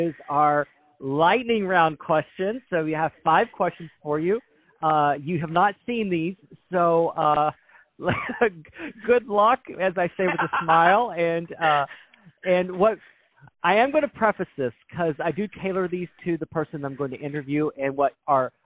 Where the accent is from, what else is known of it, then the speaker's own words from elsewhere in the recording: Texas, United States; I'm from Texas